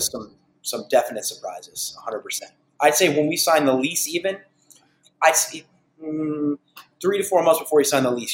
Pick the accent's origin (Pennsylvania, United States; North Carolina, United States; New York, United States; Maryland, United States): New York, United States; Huntington; we're born and raised in Huntington. We love Huntington